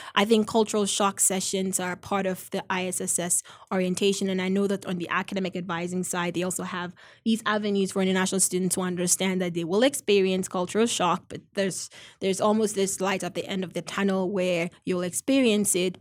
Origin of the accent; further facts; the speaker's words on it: Ghana; now in United States; I'm originally from Ghana